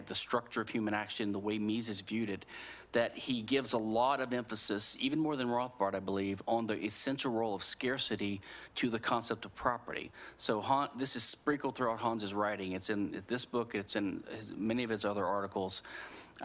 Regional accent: Louisiana, United States; I'm from Louisiana

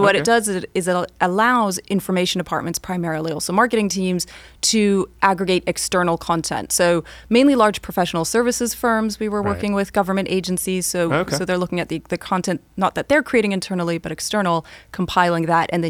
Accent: Switzerland; So growing up in Switzerland, learning to be very Swiss about things and very methodical and take things at face value ended up serving me well.

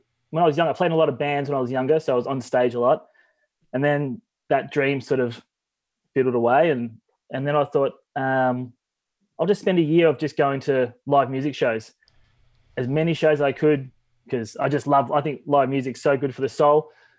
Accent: Melbourne, Victoria, Australia; I'm from Melbourne, Australia.

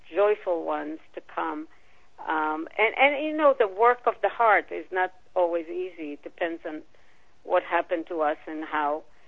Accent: Israel; moved away; I was born and raised in Israel

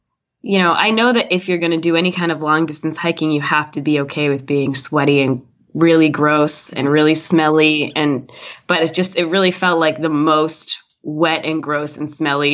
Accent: Massachusetts, United States; I grew up in Massachusetts

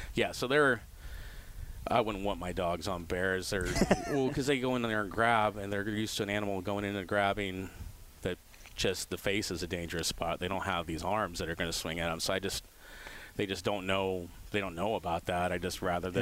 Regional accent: Sebastopol, California, United States; also born or lived in Santa Rosa / Chico; I grew up here, Sonoma County, Sebastopol, Santa Rosa

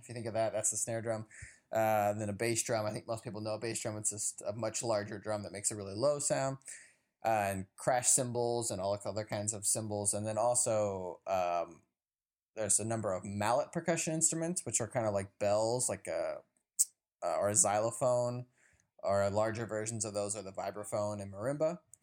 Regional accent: Chicago, Illinois, United States; I'm a percussionist from Chicago, Illinois

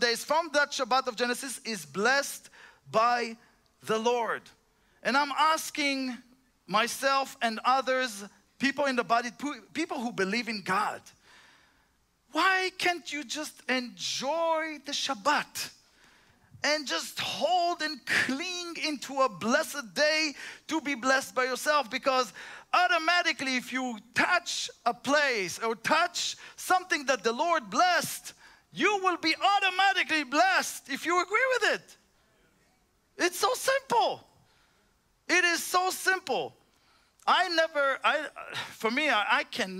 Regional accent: Israel; moved away; I'm just from Israel.

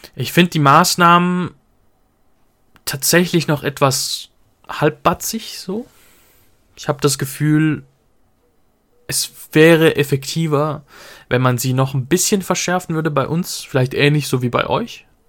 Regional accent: Switzerland; bei uns sind die Leute eh so ein bisschen verklemmter

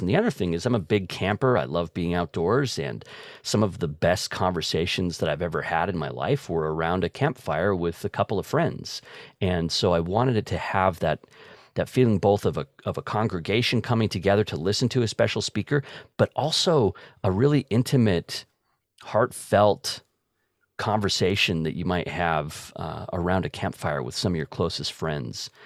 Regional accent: Layton, Utah, United States; also born or lived in Hooper, Utah / Wisconsin; I was in Hooper, uh, for a couple years and then moved to Layton and, uh, mostly grew up in Layton

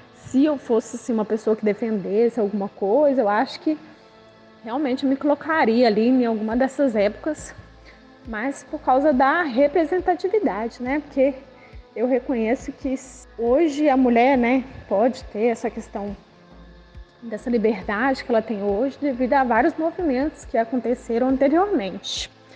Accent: Belo Horizonte, Minas Gerais, Brazil; eu sou de Belo Horizonte, Minas Gerais

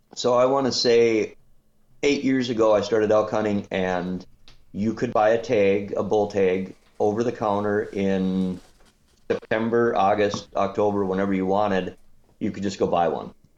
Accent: Minnesota, United States; I'm from Minnesota

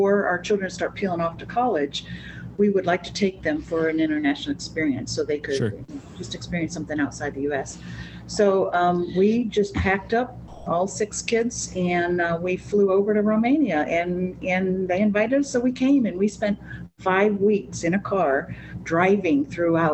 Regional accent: New England, United States; moved away; also born or lived in Florida; I grew up in the New England area, and then my mother got rheumatoid arthritis, so we moved to Florida, the warmer climate

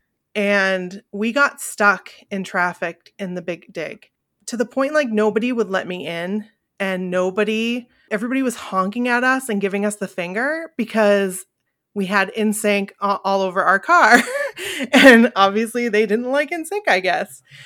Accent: Bangor, Maine, United States; we are two girls from Bangor, Maine

